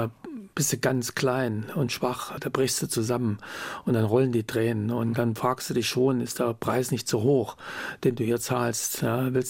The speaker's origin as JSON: {"language": "German", "region": "East Germany", "country": "Germany", "said": "dass ich meiner Heimat bleiben will, dass ich klar sage, die DDR ist jetzt nicht das bessere System, aber hier ist mein Zuhause"}